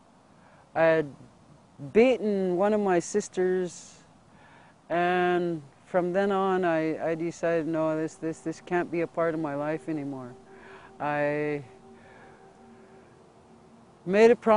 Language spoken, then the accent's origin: English; Fort Belknap Indian Reservation, north central Montana, United States; I'm from the Fort Belknap Indian Reservation in north central Montana. I grew up pretty much impoverished